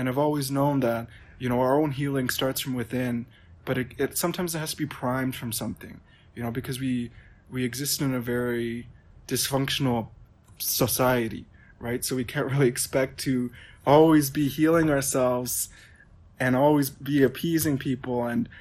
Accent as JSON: {"language": "English", "town": "Prince Albert", "region": "Saskatchewan", "country": "Canada", "said": "I'm Métis. I'm from Prince Albert"}